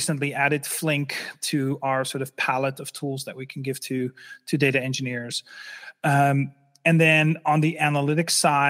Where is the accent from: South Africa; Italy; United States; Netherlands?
Netherlands; English is a second language; I'm originally from the Netherlands. Sometimes I still have a slight accent, but it's not that big anymore.